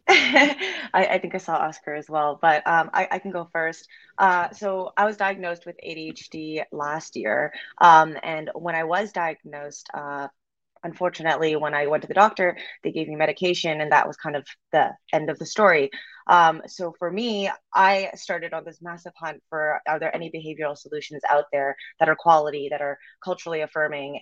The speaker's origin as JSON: {"language": "English", "country": "Canada", "moved": "as an adult", "lives_now": "Los Angeles, United States", "said": "I'm actually from Canada, so I just moved to LA last July"}